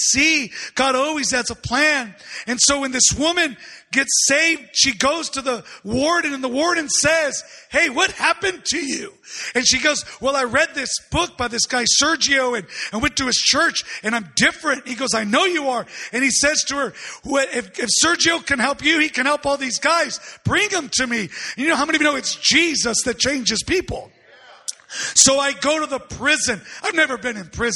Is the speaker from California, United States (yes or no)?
yes; San Diego, California, United States; I'm from San Diego